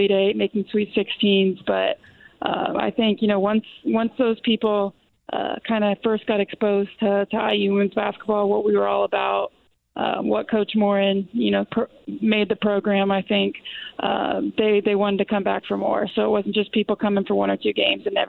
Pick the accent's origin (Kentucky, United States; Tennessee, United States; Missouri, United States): Kentucky, United States; Louisville; I grew up in Louisville